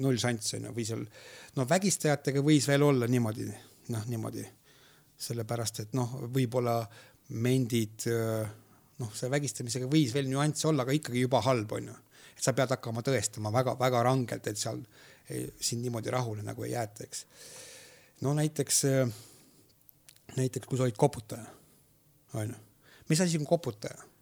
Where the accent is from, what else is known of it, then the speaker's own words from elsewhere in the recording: Võhma, Viljandi County, Estonia; kuidas ma seal kasvasin